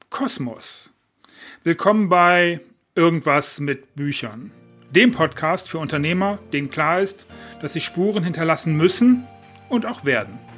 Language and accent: German; Düsseldorf, North Rhine-Westphalia, Germany; now in Mallorca, Spain; dass ich aus Düsseldorf komme und das als meine Heimat empfinde